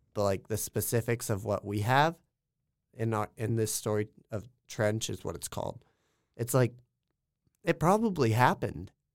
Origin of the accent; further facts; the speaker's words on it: small town Kansas, United States; I'm from small town Kansas, talking like hundred people in my hometown small